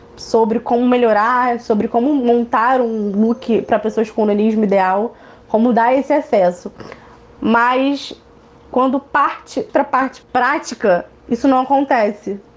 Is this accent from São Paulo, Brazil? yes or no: no; Niterói, Rio de Janeiro, Brazil; sou do Rio de Janeiro, da cidade de Niterói